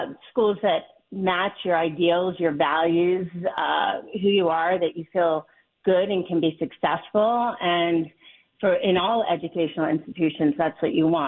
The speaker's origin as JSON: {"language": "English", "town": "Wynnewood", "region": "Pennsylvania", "country": "United States", "tie": "born or raised there", "moved": "yes", "lives_now": "Manhattan, United States", "said": "I grew up on the main line in Wynwood"}